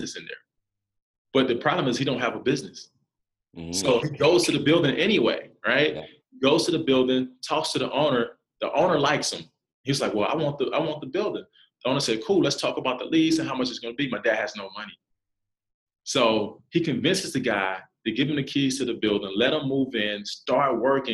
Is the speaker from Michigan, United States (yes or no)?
no; South Carolina, United States; moved away as an adult; for a kid to be 19, never been out, I'm from South Carolina, never been out of the state